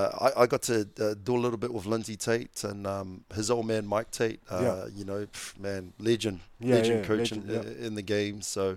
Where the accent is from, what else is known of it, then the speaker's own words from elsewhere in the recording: Avondale, Auckland, New Zealand; When I came from Avondale, obviously went to Kelston